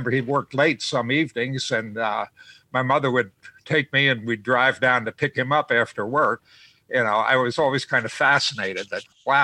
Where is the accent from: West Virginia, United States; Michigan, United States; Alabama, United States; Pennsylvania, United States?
Pennsylvania, United States; Harrisburg; When I was growing up in Harrisburg, my family was not a family that kept alcohol in the home